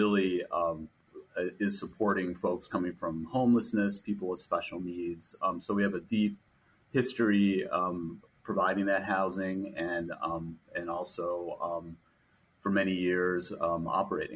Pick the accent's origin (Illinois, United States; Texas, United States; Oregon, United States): Illinois, United States; Chicago; moved away; I grew up in Chicago